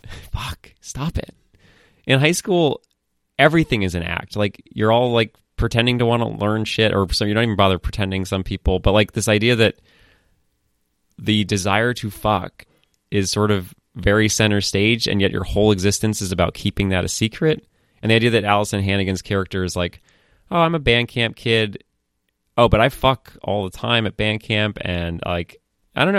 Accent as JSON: {"language": "English", "town": "Falmouth", "region": "Maine", "country": "United States", "tie": "born or raised there", "also_born_or_lived": "Boston", "moved": "yes", "said": "i grew up in Falmouth, Maine"}